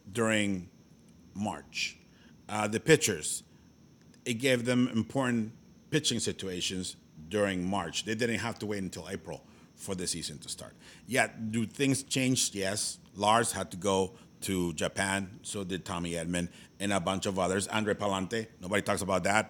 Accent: Mexico; now in United States; born and raised in Mexico, but now I am an American citizen because I've lived here for so long

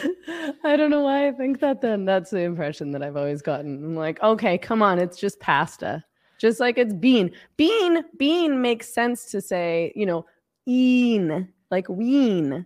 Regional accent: Vancouver, British Columbia, Canada; I'm from B C, so I'm from the West

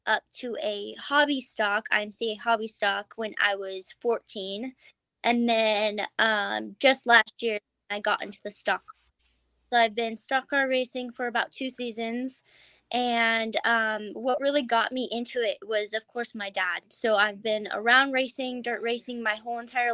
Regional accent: Broomfield, Colorado, United States; I am from Broomfield, Colorado.

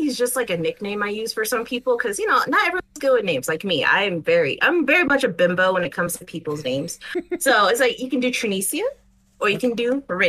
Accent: Colorado, United States; also born or lived in Houston, United States; But it was when we first moved to Colorado. Okay. I was born in Houston, and we just finally moved back to Colorado with my parents, and we were living with my great aunt, Linda.

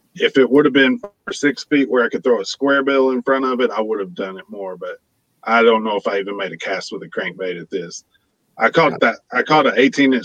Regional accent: Oklahoma, United States; moved away; I'm originally from Oklahoma

